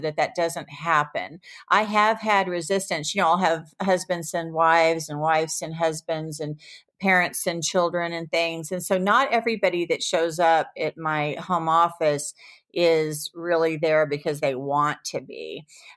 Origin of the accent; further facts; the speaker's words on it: the Bible Belt, United States; moved away; also born or lived in Seattle / Malibu; I was raised in the Bible Belt